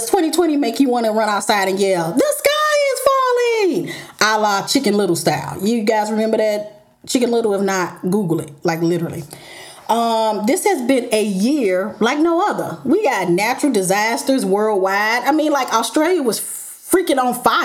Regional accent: St. Louis, Missouri, United States; moved away; go home to my hometown for a few weeks. And so I decided to record in Duluth, aka St. Louis

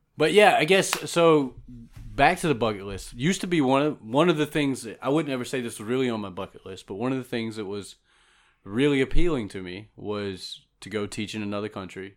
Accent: South Georgia, United States; I'm from South Georgia, so I've been around animals a lot

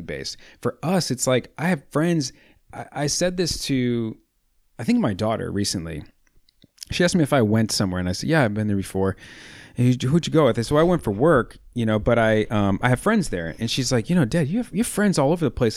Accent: Chicago, Illinois, United States; I'm born and raised proud Chicagoan

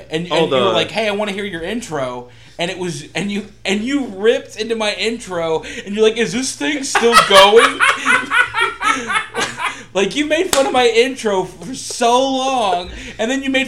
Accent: Oklahoma City, Oklahoma, United States; also born or lived in Yukon, Oklahoma; I live in Yukon, Oklahoma. I say I'm from Oklahoma City.

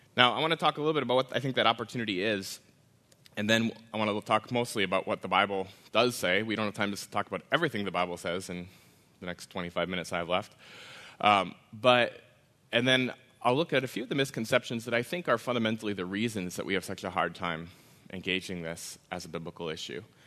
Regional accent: Wisconsin, United States; I grew up in Wisconsin, in a part of Wisconsin

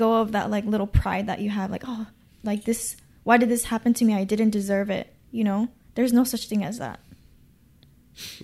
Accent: Gardena, California, United States; I'm from Gardena

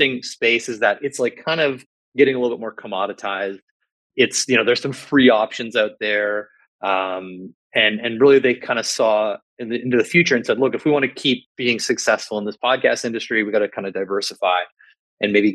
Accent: Canada; I'm a Canadian

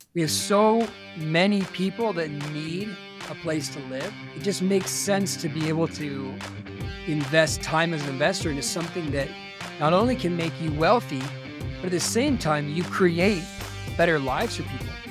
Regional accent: Simi Valley, California, United States; now in Utah, United States; I grew up outside of Los Angeles in a, a city called Simi Valley, California

